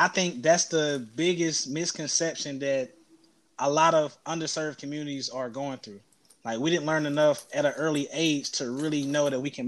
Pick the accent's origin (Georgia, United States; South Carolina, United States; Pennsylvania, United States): South Carolina, United States; growing up in South Carolina